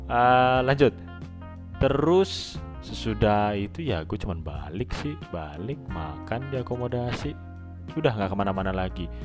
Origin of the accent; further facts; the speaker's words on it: Indonesia; nggak cuman di negara asal gue di Indonesia tapi di Timur Tengah ini juga lagi semakin parah